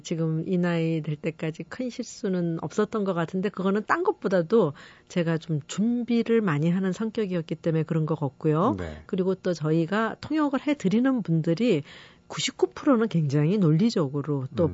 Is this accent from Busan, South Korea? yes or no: no; Seoul, South Korea; first language Korean; 제가 서울 사람이라서